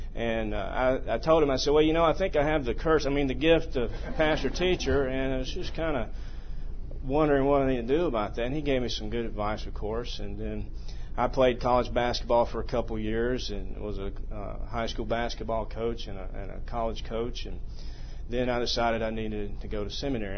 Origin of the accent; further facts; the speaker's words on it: middle Mississippi, United States; moved away as an adult; I grew up in middle Mississippi in a private school there